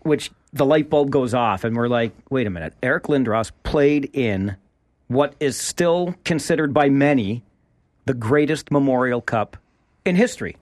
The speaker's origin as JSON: {"language": "English", "town": "Kitchener", "region": "Ontario", "country": "Canada", "tie": "born or raised there", "said": "growing up in Kitchener, I followed the Ontario Hockey League."}